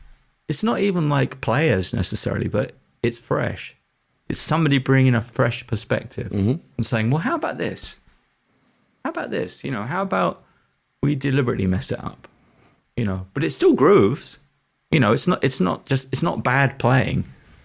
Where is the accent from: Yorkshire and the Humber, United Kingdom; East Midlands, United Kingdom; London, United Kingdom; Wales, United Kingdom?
London, United Kingdom; So they were a local band where I was growing up in East London.